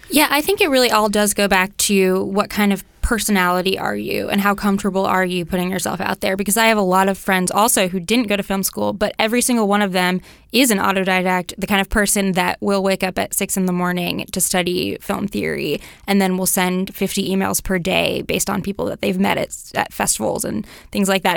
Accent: Mill Valley, California, United States; I grew up in Mill Valley

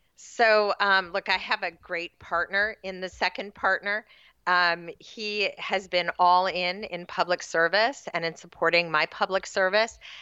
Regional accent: Sacramento, California, United States; I grew up, uh, out in what was then a very rural part of Sacramento County

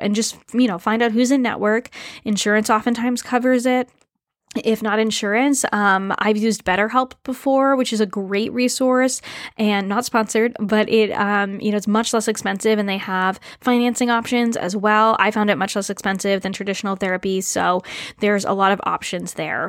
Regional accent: New England, United States; moved away as an adult; now in Canada; I moved up to Canada, even though I grew up in New England

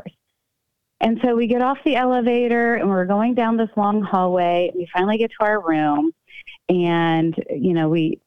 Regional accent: Midwest, United States; We're from the Midwest

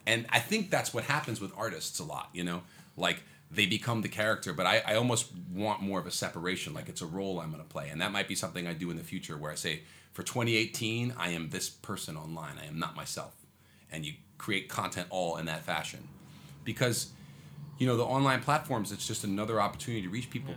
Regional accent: New York City, New York, United States; I was born in Manhattan. Yeah. I'm like a, I'm a true New Yorker.

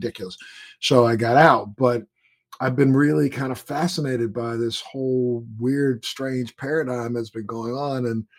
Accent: Maryland, United States; moved away; I'm from Maryland originally, and I have a lot of relatives and friends who live down in that area.

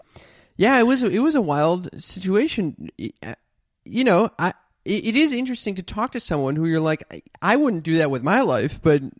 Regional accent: Los Angeles, California, United States

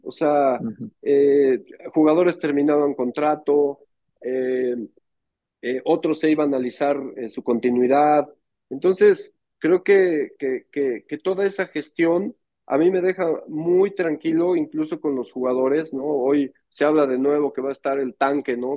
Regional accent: Mexico

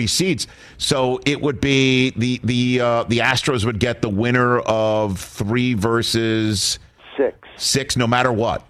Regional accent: New York City, New York, United States; somebody from my hometown of Staten Island

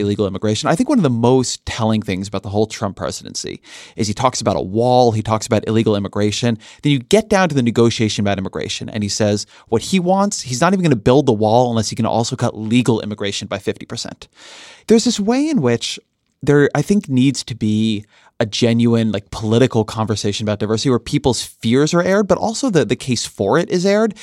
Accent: Orange County, California, United States; I grew up in Orange County, California

